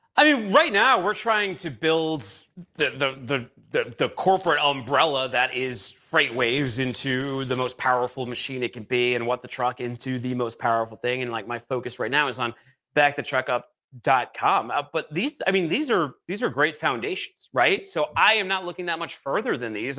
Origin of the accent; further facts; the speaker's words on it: Boston, Massachusetts, United States; moved away as an adult; also born or lived in California; now in Chattanooga, United States; I'm from Boston